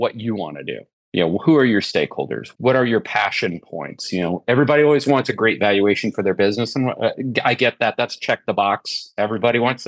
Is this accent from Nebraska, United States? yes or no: yes; Nebraska, United States; moved away as an adult; also born or lived in Sioux Falls, South Dakota; I was born in Sioux Falls, South Dakota, grew up in a small town in Nebraska, moved my way across the country